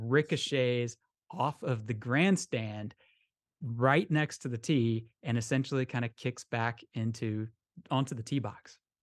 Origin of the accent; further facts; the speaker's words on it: Orlando, Florida, United States; I'm from Orlando, we don't have Lynx terrain down here